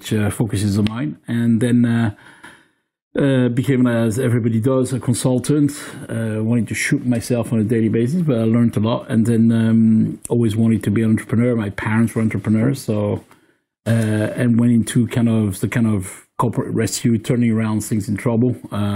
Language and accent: English; France; English is a second language; now in United Kingdom